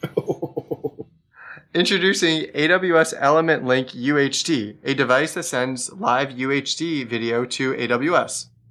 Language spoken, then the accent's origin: English; Florida, United States; I'm from Florida.